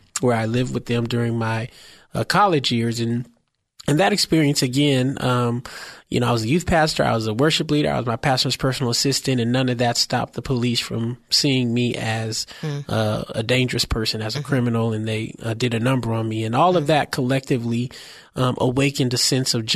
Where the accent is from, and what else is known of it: San Francisco, California, United States; born or raised there